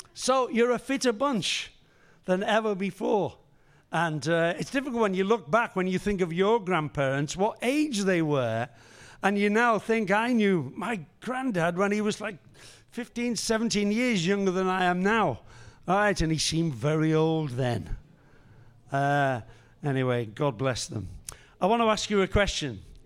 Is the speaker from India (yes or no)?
no; Liverpool, North West England, United Kingdom; I was born and raised in Liverpool